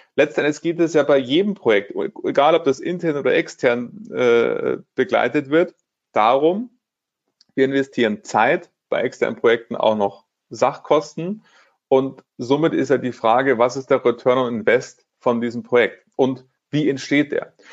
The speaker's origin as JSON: {"language": "German", "town": "Munich", "region": "Bavaria", "country": "Germany", "said": "Ich lebe in München, bin Münchner äh, und von dem her ist das auch weiterhin meine Heimatsparkasse"}